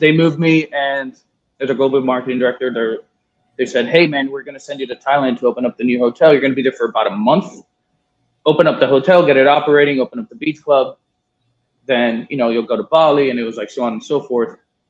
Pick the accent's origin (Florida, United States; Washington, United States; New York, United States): Florida, United States; Miami; moved away as an adult; also born or lived in Southeast Asia; I grew up in Miami, my Cuban